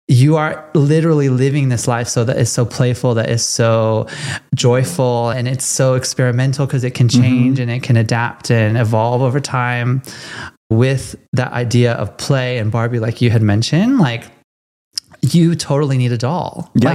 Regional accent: California, United States; I'm from California. So like, I grew up like not so far away from Hollywood.

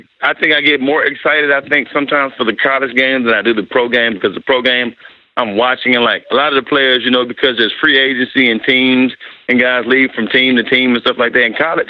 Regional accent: Dallas, Texas, United States; I'm born and raised in Dallas.

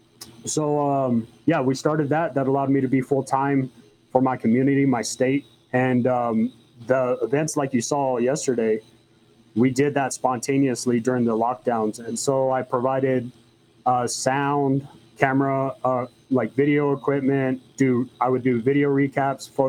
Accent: Alamogordo, New Mexico, United States; also born or lived in Texas; I was born and raised in Alamogordo, New Mexico, for the most part. We moved away to Texas.

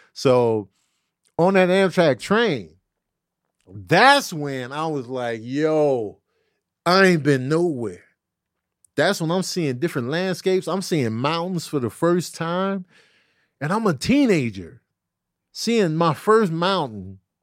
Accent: Chicago, Illinois, United States; growing up in Chicago, it was like everything was flat, no mountains

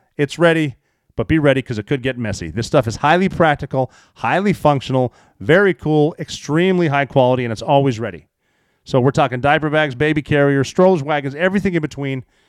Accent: Montana, United States; where I grew up in Montana

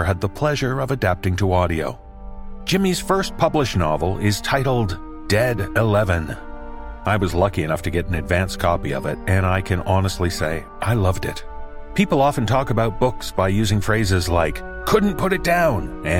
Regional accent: Canada; as a Canadian

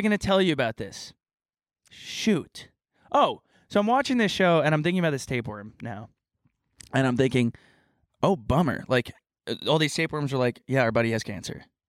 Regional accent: Texas, United States; Southern, I'm from Texas.

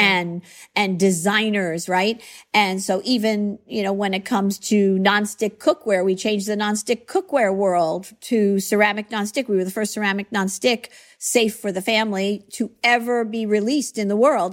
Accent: Long Island, New York, United States; accent: New York; I grew up on Long Island. I raised my family on Long Island

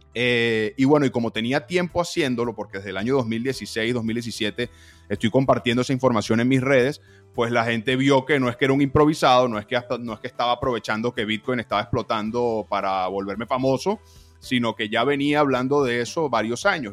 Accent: Venezuela; soy venezolano

